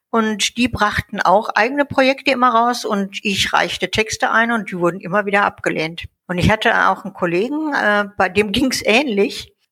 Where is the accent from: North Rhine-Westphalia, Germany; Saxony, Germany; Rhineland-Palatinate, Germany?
North Rhine-Westphalia, Germany; also born or lived in Munich; now in Baden-Württemberg, Germany; Ja, ja, also ähm … geboren in München, aufgewachsen in NRW und jetzt seit 20 Jahren in Baden-Württemberg wieder.